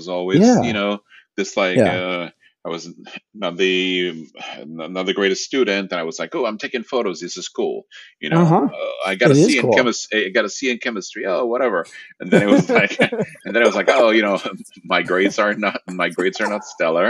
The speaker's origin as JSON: {"language": "English", "country": "Puerto Rico", "tie": "born or raised there", "also_born_or_lived": "Rome, Italy", "first_language": "Spanish", "second_language": "English", "moved": "yes", "said": "I was born in Rome and again, growing up Puerto Rico, and then it was in the fourth grade, I went back to Italy"}